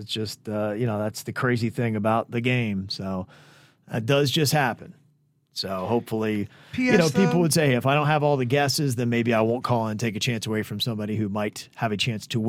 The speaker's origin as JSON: {"language": "English", "region": "North Carolina", "country": "United States", "tie": "born or raised there", "lives_now": "South Florida, United States", "said": "I'm now in South Florida, but I was born and raised in North Carolina."}